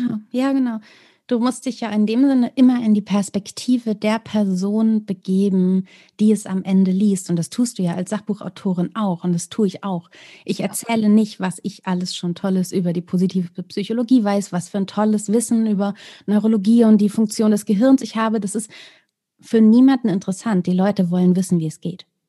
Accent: Celle, Lower Saxony, Germany; die Stadt, in der ich gelebt habe, die auch meine Heimatstadt ist, Celle

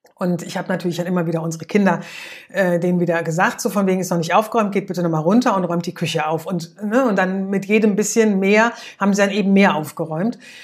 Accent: Germany; bei uns in Deutschland

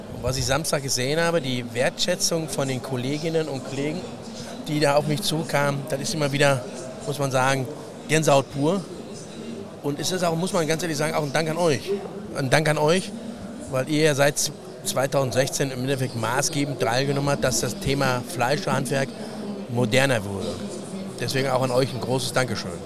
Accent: Ruhr area, North Rhine-Westphalia, Germany; ich als Ruhrpottler

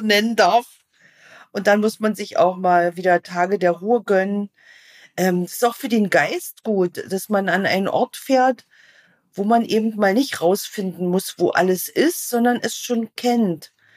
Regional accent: East Germany, Germany; ich bin in einem Land groß geworden, da musste man wählen

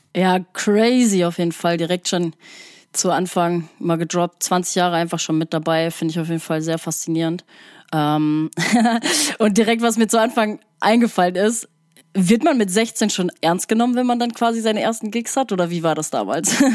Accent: Sauerland, North Rhine-Westphalia, Germany; now in Hamburg, Germany; ich komme ja auch aus dem Sauerland

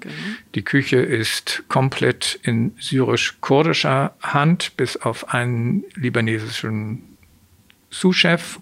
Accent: Hamburg, Germany; Ich bin in Hamburg geboren, aufgewachsen

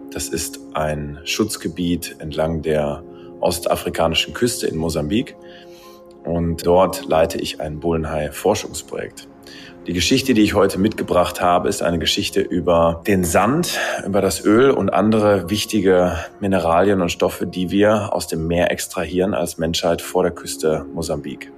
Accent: Ruhr area, North Rhine-Westphalia, Germany; Ich komme aus dem Ruhrgebiet

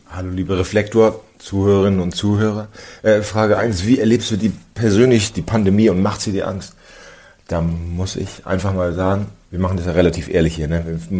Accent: near Cuxhaven, Lower Saxony, Germany; now in Berlin, Germany; Ich komme aus der Nähe von Cuxhaven.

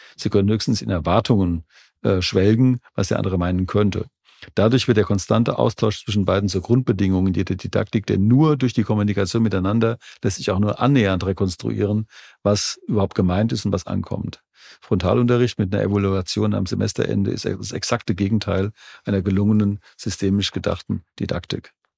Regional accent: Jugenheim, Hesse, Germany; born or raised there

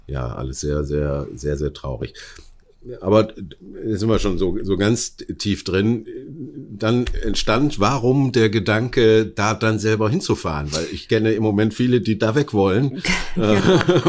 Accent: Oberhausen, North Rhine-Westphalia, Germany; meiner Heimatstadt Oberhausen

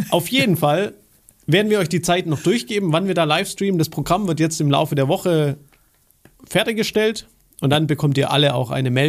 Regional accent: Baden-Württemberg, Germany; als Schwabe, ich sag's dir.

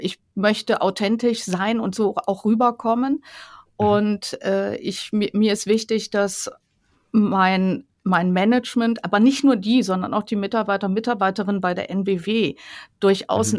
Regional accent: Rhineland, Germany; ich komme ja aus dem Rheinland

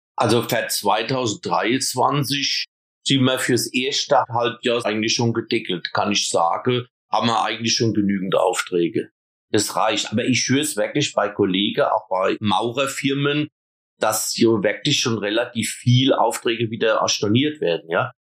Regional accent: Eisenberg, Germany; bei uns in Eisenberg

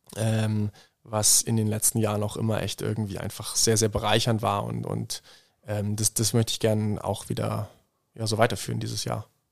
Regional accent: Bad Lauterberg im Harz, Lower Saxony, Germany; moved away as an adult; now in Innsbruck, Austria; aus meiner Heimat, Bad Lauterberg im Harz

